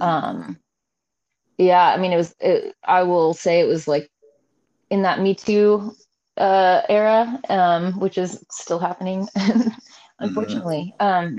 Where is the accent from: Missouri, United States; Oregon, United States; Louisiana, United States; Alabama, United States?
Oregon, United States; Salem; now in Seattle, United States; I was born and raised in Salem